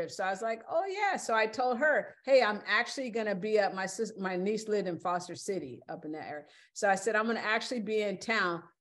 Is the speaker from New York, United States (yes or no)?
no; California, United States; you know, and me, I'm from California, so that ain't far. That ain't nothing.